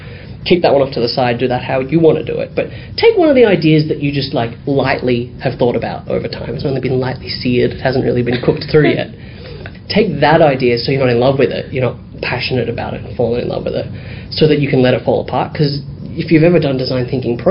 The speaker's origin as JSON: {"language": "English", "town": "Dandenong", "region": "Victoria", "country": "Australia", "tie": "born or raised there", "said": "I grew up in Dandenong, which is pretty much like Footscray, very diverse"}